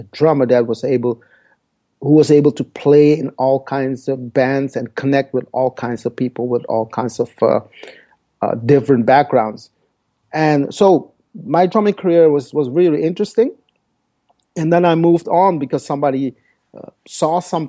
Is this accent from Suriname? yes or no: yes; Paramaribo, Paramaribo District, Suriname; first language Dutch; English is a second language; now in Netherlands; my story started in South America 51 years ago. I was born in Paramaribo, Suriname